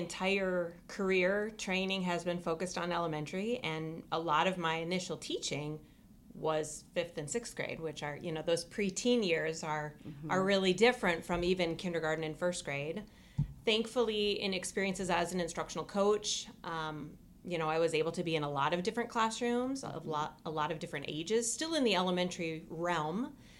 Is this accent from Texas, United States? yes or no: no; Minneapolis, Minnesota, United States; moved away as an adult; now in Ames, United States; Well, I grew up in the Minneapolis area, and I have an older brother who went to Iowa State.